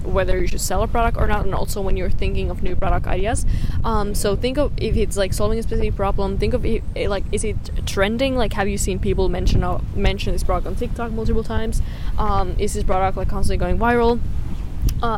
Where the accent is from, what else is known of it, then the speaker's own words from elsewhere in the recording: Finland; where I'm from Finland, like, the summer in my country is so short